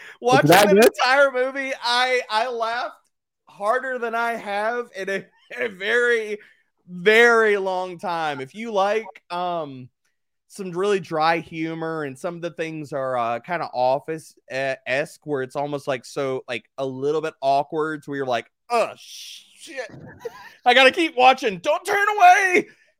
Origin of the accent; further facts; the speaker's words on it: Louisiana, United States; Born and raised in Louisiana.